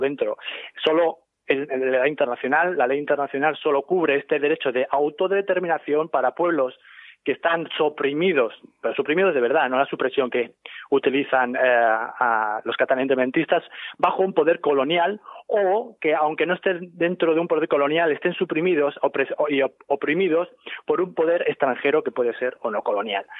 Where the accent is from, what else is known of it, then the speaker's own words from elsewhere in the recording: Ciudad Real, Castilla-La Mancha, Spain; moved away as an adult; also born or lived in Brussels, Belgium; now in New York, United States; yo soy de Ciudad Real originalmente, que dejé hace 16 años España